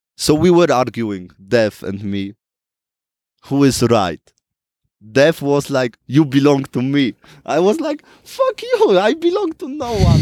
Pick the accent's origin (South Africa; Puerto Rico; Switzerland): Switzerland; I grew up in Switzerland in relative poverty.